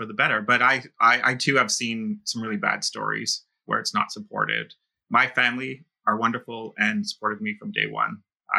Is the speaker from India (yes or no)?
no; Yarmouth County, Nova Scotia, Canada; moved away as an adult; now in London, United Kingdom; I grew up in the South Shore in Yarmouth County. I guess I was probably 20, 21 when I came out. Previous to that, I had a girlfriend. I was like in a French Catholic fishing village.